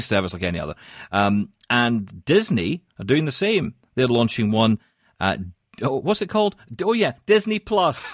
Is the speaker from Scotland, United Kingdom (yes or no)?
yes; Scotland, United Kingdom; now in Canada; I am Scottish